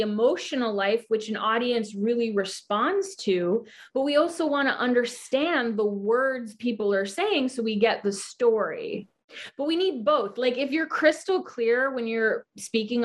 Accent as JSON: {"language": "English", "region": "Hawaii", "country": "United States", "tie": "born or raised there", "also_born_or_lived": "New York City", "moved": "as an adult", "said": "I was born and raised in Hawaii. And then I moved to New York City at 18 to get training and to go to college"}